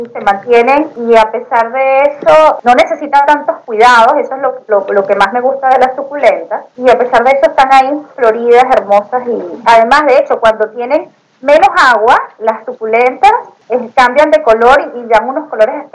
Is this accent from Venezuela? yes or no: yes; Venezuela; remembrar todos esos recuerdos este, que tenemos como venezolanos y poder transmitir algo de nuestra cultura a través de los dulces criollos.